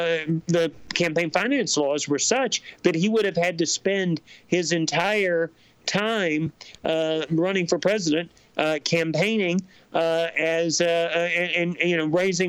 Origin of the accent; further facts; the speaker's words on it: Alabama, United States; my home state, which is Alabama